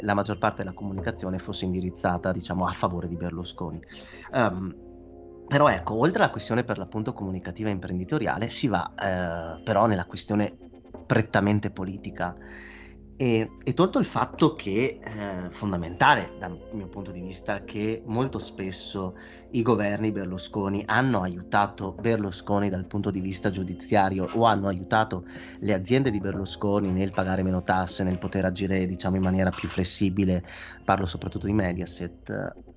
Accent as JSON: {"language": "Italian", "country": "Italy", "said": "se io non fossi italiano"}